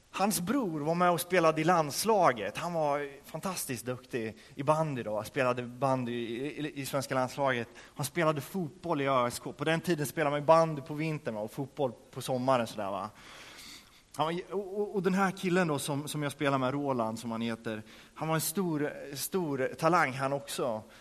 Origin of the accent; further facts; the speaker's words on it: Örebro County, Sweden; hemma i, där jag kommer ifrån, utanför Örebro